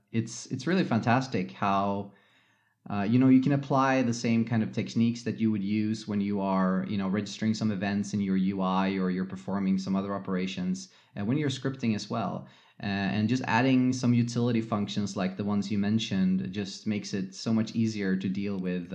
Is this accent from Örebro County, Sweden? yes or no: no; Gothenburg, Västra Götaland, Sweden; English is a second language; also born or lived in Mountain View, United States; now in Stockholm, Sweden; I was born in Mountain View, lived there for a couple of years, and then my parents decided to go back to Sweden. So I was basically raised mostly in Sweden, and we lived on the west coast of Sweden in Gothenburg for many years.